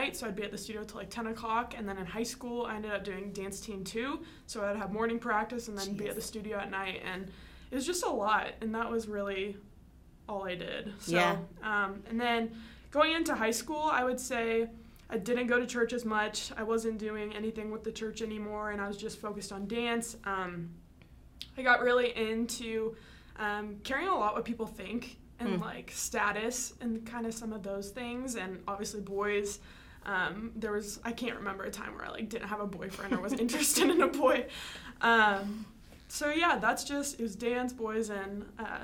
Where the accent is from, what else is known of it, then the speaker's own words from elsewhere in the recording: Iowa, United States; I am from Iowa